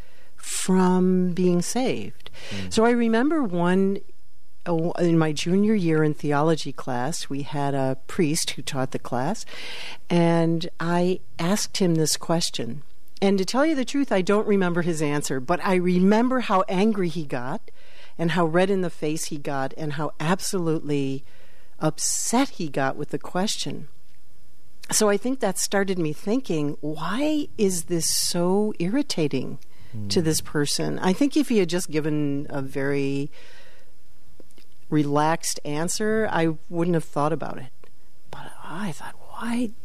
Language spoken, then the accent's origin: English; Buffalo, New York, United States; moved away as an adult; also born or lived in Ireland / Midwest; now in Suffield, United States; I grew up in Buffalo, New York, and it was right in the middle of the city